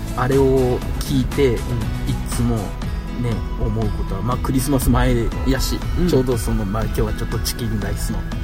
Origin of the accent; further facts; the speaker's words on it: Miyazaki, Japan; 宮崎県生まれの宮崎育ちと、えー、根っからの宮崎人ですが